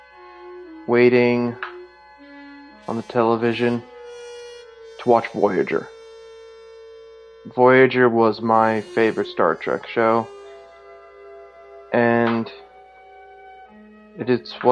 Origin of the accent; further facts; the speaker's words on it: Boston, Massachusetts, United States; I am born and raised in Boston, Massachusetts